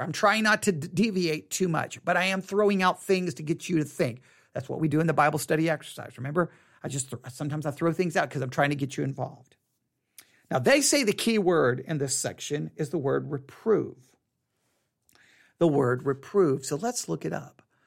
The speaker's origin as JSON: {"language": "English", "region": "Texas", "country": "United States", "accent": "Texas", "said": "my Texas accent"}